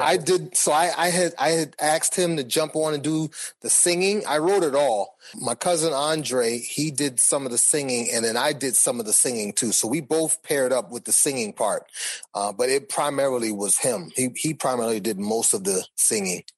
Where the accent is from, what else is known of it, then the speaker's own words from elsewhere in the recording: Boston, Massachusetts, United States; I grew up in Boston.